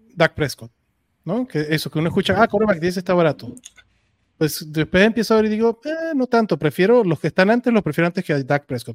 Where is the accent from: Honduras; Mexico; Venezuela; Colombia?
Venezuela; moved away; en mi tierra, o sea, Venezuela